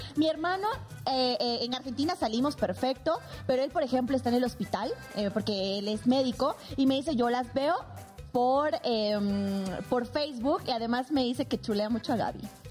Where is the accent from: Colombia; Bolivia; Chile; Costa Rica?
Bolivia; Sucre, Chuquisaca; now in Mexico; en mi Sucre natal, o sea, donde yo nací, que es la capital de Bolivia histórica